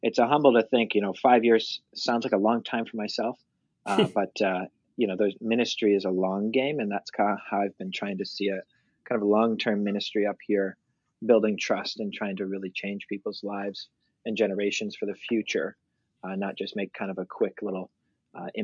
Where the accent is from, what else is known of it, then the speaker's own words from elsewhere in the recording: Dublin, New Hampshire, United States; I was born and raised in Dublin, New Hampshire, and now I pastor in Jaffrey, which is the town right next door